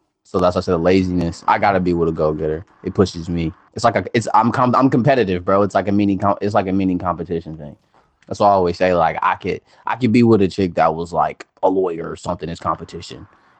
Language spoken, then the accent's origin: English; the South, United States; I'm a Southerner.